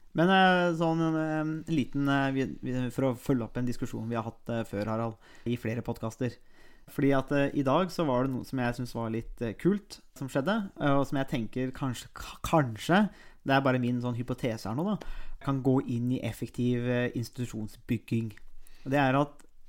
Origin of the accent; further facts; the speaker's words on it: Nesbyen, Buskerud, Norway; also born or lived in Råde; now in Halden, Norway; jeg har ikke reist hjem til Nesbyen. Og Nesbyen er jo Hallingdal